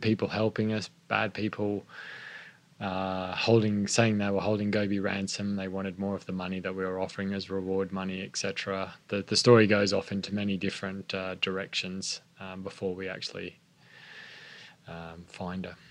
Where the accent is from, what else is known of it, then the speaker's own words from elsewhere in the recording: Queensland, Australia; also born or lived in Sydney, New South Wales; I was born in Sydney, grew yeah. up in Queensland